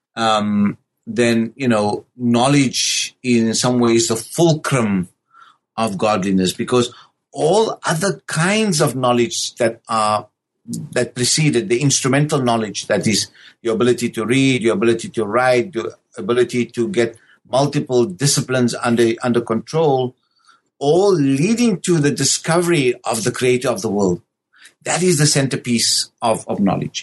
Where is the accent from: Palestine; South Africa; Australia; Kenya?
South Africa; born and raised in South Africa